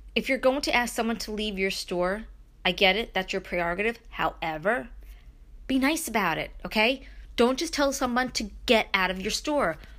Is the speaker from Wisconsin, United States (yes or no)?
no; Brooklyn, New York, United States; now in Upstate New York, United States; growing up in Brooklyn, moving to upstate